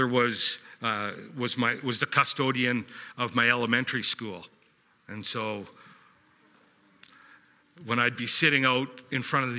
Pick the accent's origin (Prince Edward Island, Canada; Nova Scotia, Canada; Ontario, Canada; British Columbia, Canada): British Columbia, Canada; West Kelowna; also born or lived in Calgary, Alberta; I was born in Calgary and moved out here at the age of 4 years old. I'm 47 right now, into Glen Rosa. So I've been in West Kelowna my whole life